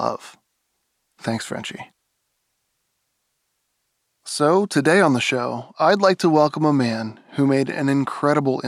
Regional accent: East Bay, California, United States; I grew up in the East Bay. That's my old stomping grounds

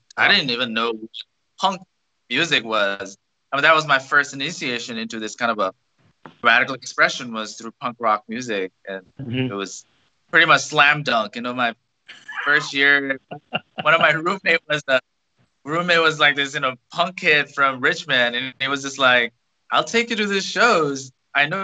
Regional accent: Bhutan; moved away as an adult; also born or lived in Asheville, North Carolina; now in United States; I come from Bhutan, which is a small country in the Himalayas. I grew up there

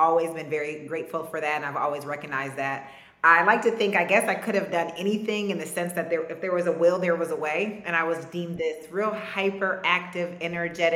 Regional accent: Ann Arbor, Michigan, United States; growing up in Ann Arbor

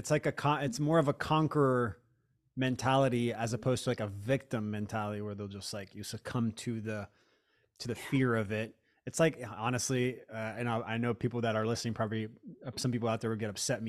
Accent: Florida, United States; I grew up in Florida and they would call them like pain farm or pill farms.

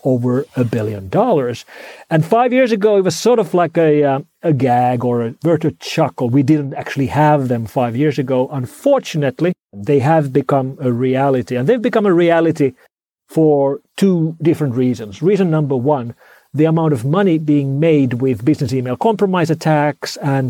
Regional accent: Finland; first language Finnish; English is a second language; now in Helsinki, Finland; my native language of Finnish

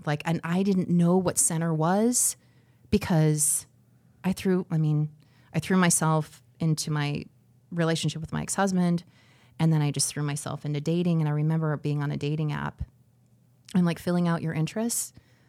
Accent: Scottsdale, Arizona, United States; moved away as an adult; also born or lived in Detroit, Michigan; now in Cedar Rapids, United States; I'm from Scottsdale, Arizona.

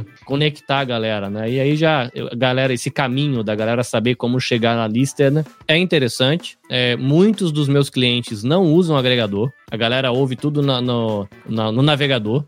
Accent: Brazil; depois que eu virei um empreendedor brasileiro

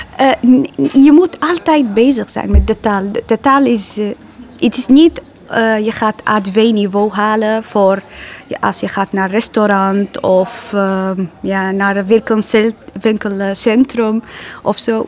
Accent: Aleppo, Aleppo Governorate, Syria; Dutch is a second language; moved away as an adult; now in Netherlands; Eh, ik kom uit Syrië, eh, Aleppo. Eh, dit is mijn stad.

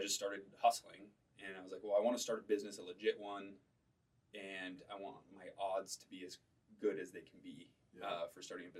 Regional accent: Detroit, Michigan, United States; moved away as an adult; now in Utah, United States; So I'm from Detroit. Originally, like a suburb of Detroit, like 40 minutes outside.

